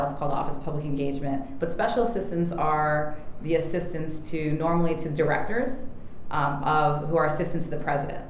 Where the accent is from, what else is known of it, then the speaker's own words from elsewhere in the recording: New York, United States; especially growing up in New York. We have our own ecosystem bubble here